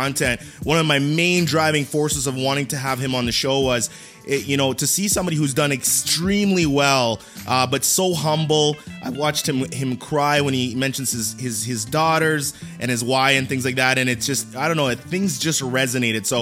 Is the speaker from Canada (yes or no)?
yes; Canada; I'm Canadian